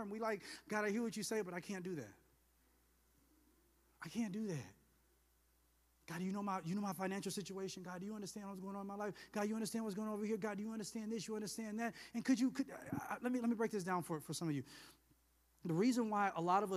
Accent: the South, United States; I'm from the South

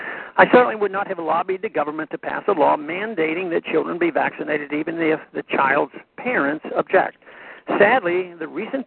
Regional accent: Texas, United States; An example of how vaccine mandates may have led politics to override sound science is from my home state of Texas.

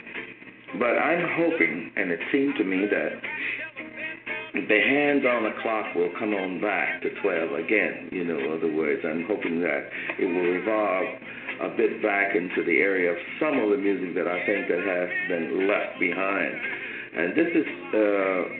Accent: Indianola, Mississippi, United States; moved away as an adult; also born or lived in Memphis, Tennessee; I'm from Mississippi. I was born outside of a little place called Indianola, Mississippi

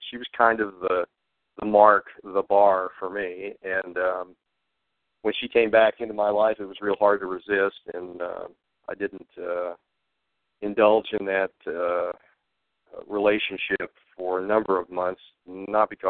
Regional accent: Fort Hood, Texas, United States; born there; also born or lived in Hawaii; I was an army brat, and I was born in Texas at Fort Hood, and we moved around, um, winding up actually in Hawaii.

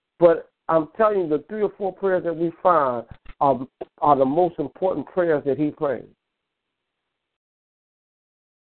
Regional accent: New York, United States; I'm from New York, but I used to come down south

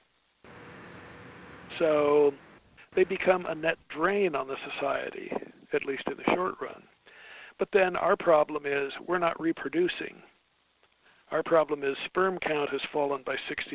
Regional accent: Southern California, United States; I grew up in Southern California speaking bad Spanish

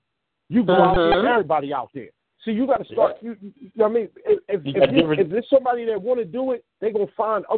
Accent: Philadelphia, Pennsylvania, United States; I'm from North Philly. I moved out southwest.

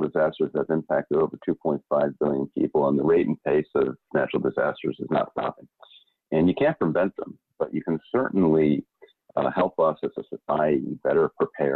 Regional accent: Puerto Rico; moved away; I'm from Puerto Rico. My parents live in Puerto Rico.

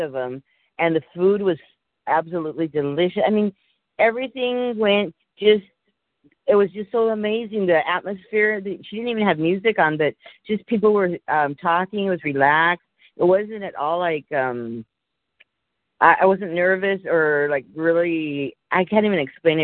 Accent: Mexico; moved away; I was from Mexico

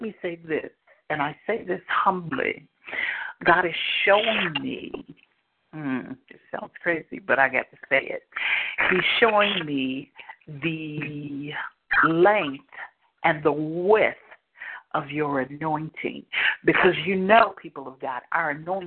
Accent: Indianapolis, Indiana, United States; moved away; also born or lived in Hanahan, South Carolina; I'm from Indianapolis originally

